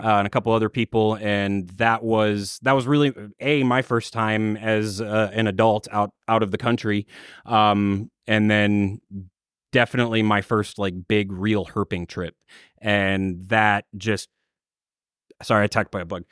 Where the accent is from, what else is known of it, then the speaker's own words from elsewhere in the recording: Minnesota, United States; I grew up in Minnesota in a small farm town